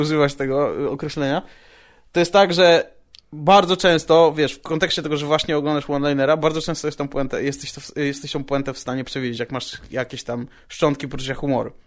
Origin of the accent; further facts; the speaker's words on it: Radom, Masovian Voivodeship, Poland; moved away; jak byłem u siebie w Radomiu na chacie